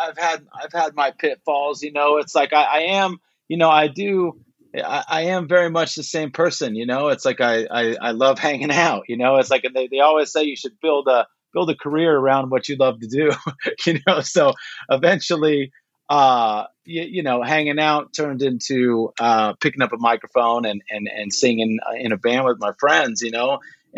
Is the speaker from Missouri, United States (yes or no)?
no; Pico Rivera, California, United States; So I grew up in Pico Rivera. Basically, it's outskirts East LA. Right on the back of the 605 freeway, the 605 and the 5 freeway.